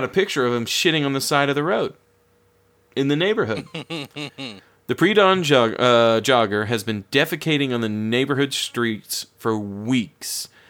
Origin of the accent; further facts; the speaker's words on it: Florida, United States; I grew up in Florida